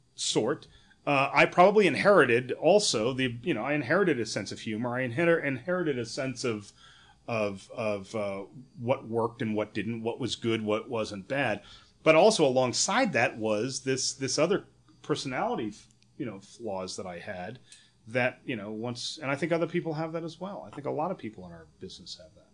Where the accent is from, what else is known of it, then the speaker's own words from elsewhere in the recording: New Hampshire, United States; also born or lived in New York / San Francisco; now in Los Angeles, United States; a kid that grew up in New Hampshire